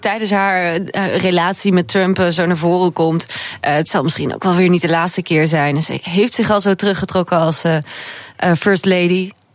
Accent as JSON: {"language": "Dutch", "region": "Groningen", "country": "Netherlands", "tie": "born or raised there", "said": "ik ben een geboren Groningse"}